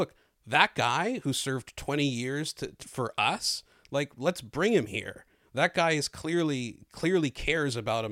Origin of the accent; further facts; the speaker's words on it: Canada; I'm Canadian